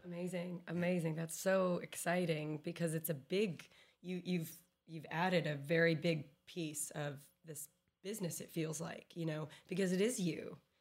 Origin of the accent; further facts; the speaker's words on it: Texas, United States; as a Texan